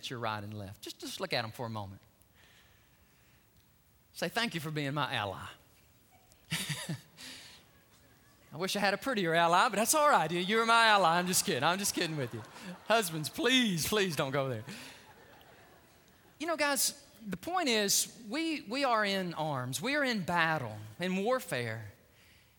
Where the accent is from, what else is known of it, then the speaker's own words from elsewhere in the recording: Alabama, United States; my hometown of state of Alabama